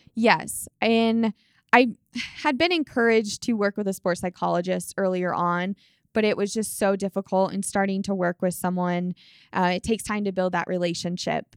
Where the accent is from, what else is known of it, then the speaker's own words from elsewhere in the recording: Colorado, United States; growing up in Colorado